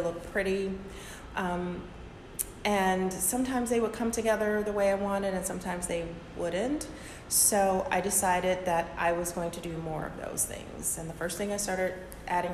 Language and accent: English; Detroit, Michigan, United States; moved away as an adult; now in Norfolk, United States; I'm from Detroit